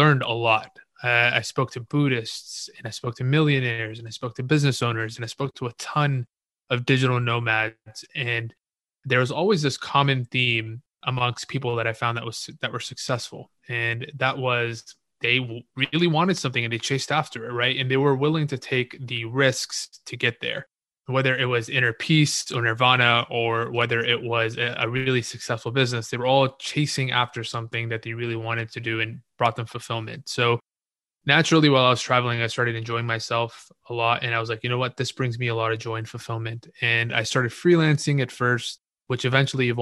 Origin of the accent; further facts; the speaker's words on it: Houston, Texas, United States; I grew up in Houston, Texas